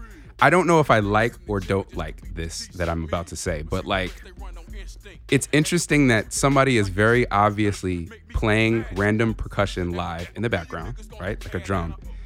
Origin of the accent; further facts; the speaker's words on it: Georgia, United States; I grew up something near Benjamin Mays.